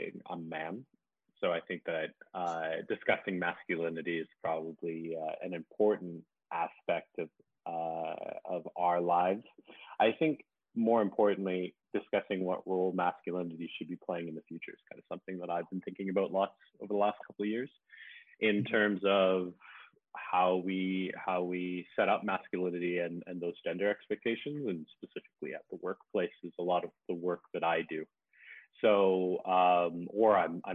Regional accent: Canada; moved away as an adult; also born or lived in Winnipeg; now in Malaysia; I work currently in Malaysia. I'm originally from Canada.

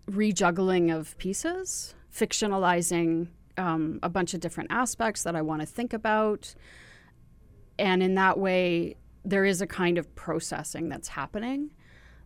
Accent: Ontario, Canada; moved away; I'm from Ontario originally

